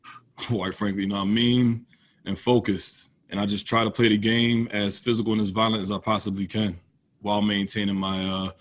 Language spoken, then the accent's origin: English; United States; Where I grew up is right outside of Philadelphia. So that Philadelphia area is definitely Philly's a sports town all the way.